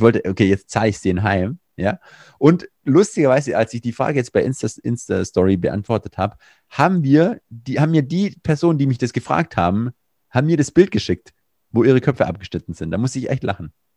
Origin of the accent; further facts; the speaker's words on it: Swabia, Germany; accent: Swabian; ich bin Schwabe